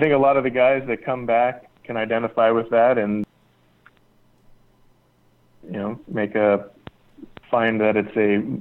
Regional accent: United States; also born or lived in Las Vegas, Nevada / California; now in Oxnard, United States; I grew up in California and, you know, Las Vegas

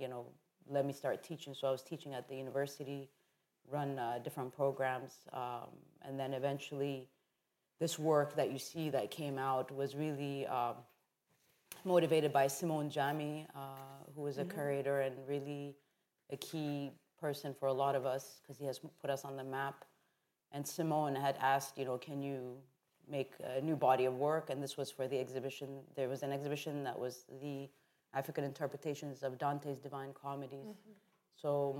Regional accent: Calgary, Alberta, Canada; also born or lived in Addis Ababa, Ethiopia; So I was born in Addis Ababa, Ethiopia. I left at the age of 5. And really the beginning of my journey within photography started in Canada. I went to a really great high school in Calgary where we had an amazing art department.

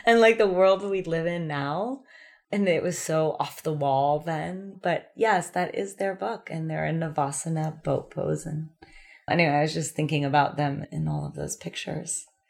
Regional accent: California, United States; moved away as an adult; also born or lived in New York City; growing up in California

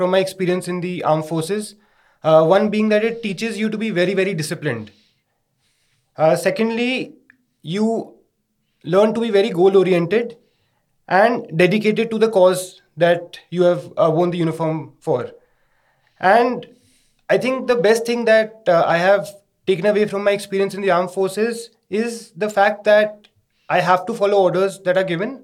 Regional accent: Delhi, India; I was born and brought up in Delhi.

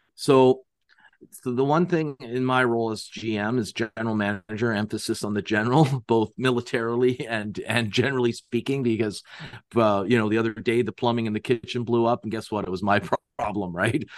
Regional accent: Canada; I'm from Canada

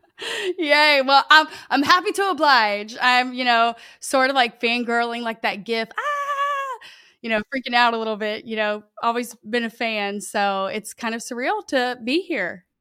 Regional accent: Lake Charles, Louisiana, United States; I grew up in, I'm here in Lake Charles, Louisiana. Um, born and raised

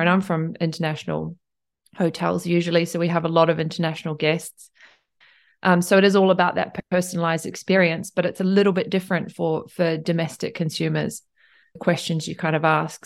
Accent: Tauranga, Bay of Plenty, New Zealand; moved away as an adult; also born or lived in Cambridge, New Zealand / Queenstown, New Zealand; now in Tokyo, Japan; I grew up in Tauranga and, um, and Cambridge.

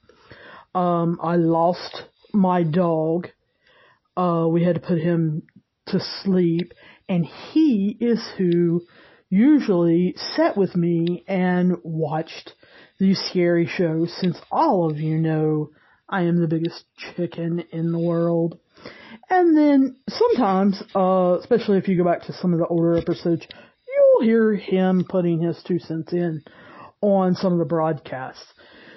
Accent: the South, United States; I'm from the South. There's actually a town called St. Albans that's, I don't know, 10 minutes from me.

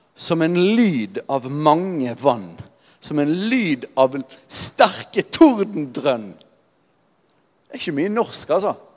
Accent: Norway; vi er nordmenn

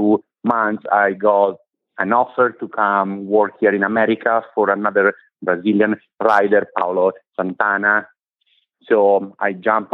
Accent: Italy; moved away as an adult; now in United States; I come from Italy. I am 41. I moved in this country 10 years ago.

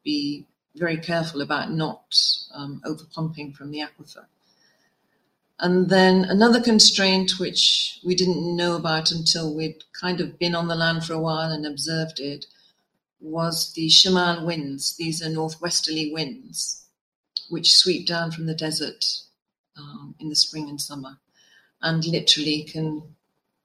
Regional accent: Worcestershire, West Midlands, United Kingdom; moved away as an adult; now in Oman; I was born and raised in Worcestershire in the UK.

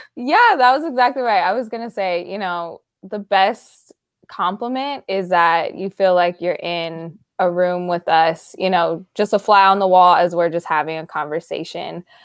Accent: Sacramento, California, United States; I'm from Sacramento

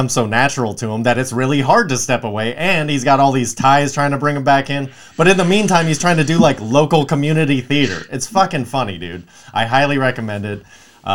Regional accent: Los Angeles, California, United States; I'm Los Angeles, Southern California my entire life.

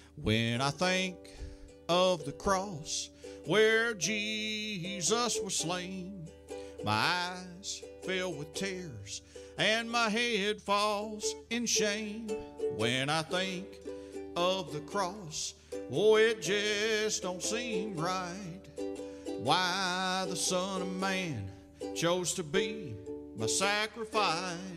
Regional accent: Russellville, Kentucky, United States; Russellville's my hometown, and I um, was born there

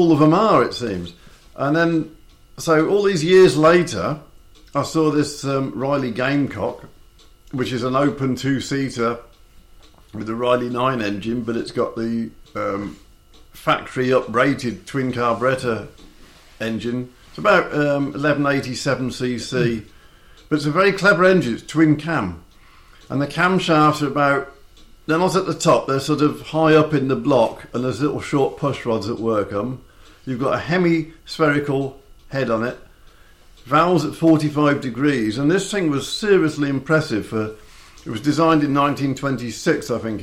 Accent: Coventry, West Midlands, United Kingdom; now in Ross-on-Sea, United Kingdom; It's born and bred in Coventry

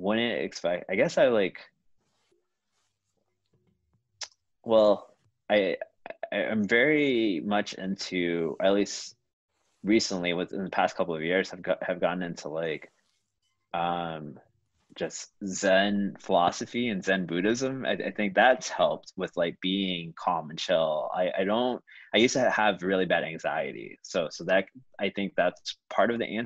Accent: Houston, Texas, United States; now in Chicago, United States; growing up in Houston, I didn't have that many friends who were Asian and creative

